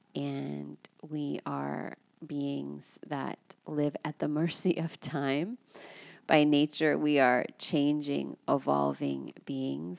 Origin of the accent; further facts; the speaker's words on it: United States; I'm American